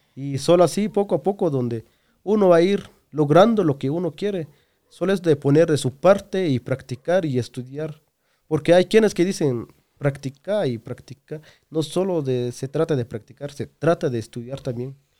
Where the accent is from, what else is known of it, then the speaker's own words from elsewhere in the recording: Guatemala; yo salí de Chiva para estar en otros departamentos